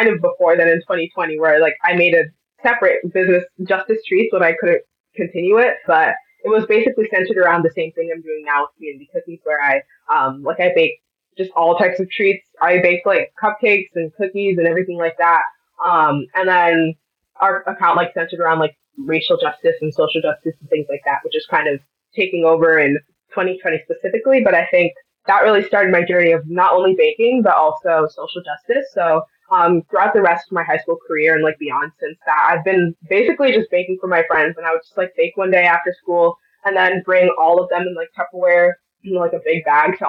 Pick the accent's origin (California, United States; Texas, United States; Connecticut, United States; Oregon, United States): Connecticut, United States; Milford; I'm a rising senior in high school from Jonathan Law High School in Milford, Connecticut